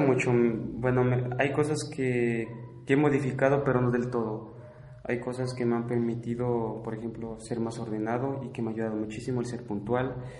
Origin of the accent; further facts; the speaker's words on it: Mexico; first language Spanish; also born or lived in France; estudiante mexicano en Francia